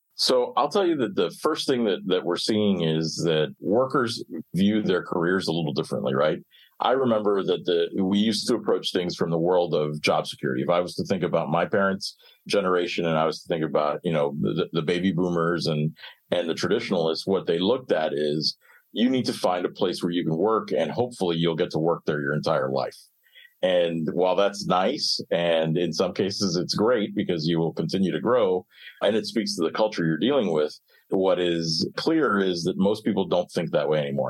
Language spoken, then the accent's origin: English; Miami, Florida, United States; I grew up in Miami